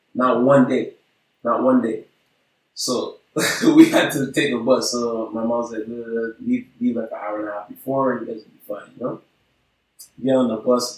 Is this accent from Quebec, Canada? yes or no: yes; Montreal, Quebec, Canada; I grew up on Walkley in NDG